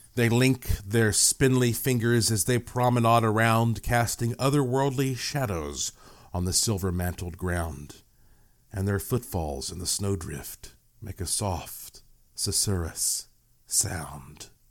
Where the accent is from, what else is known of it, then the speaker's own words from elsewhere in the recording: Asheville, North Carolina, United States; I was born in Asheville, North Carolina. And my family, you know, it's, that's the heart of the Blue Ridge Mountains